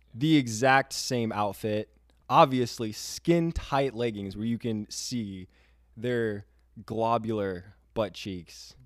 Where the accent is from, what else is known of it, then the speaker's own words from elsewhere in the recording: Florida, United States; also born or lived in Michigan; I am from Florida